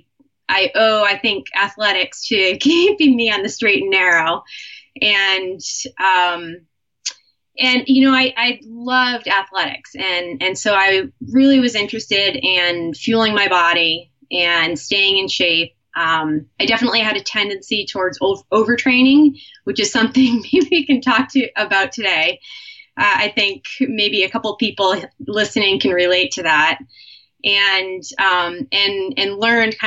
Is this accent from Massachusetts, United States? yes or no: yes; Cape Cod, Massachusetts, United States; I was born in Massachusetts, Cape Cod area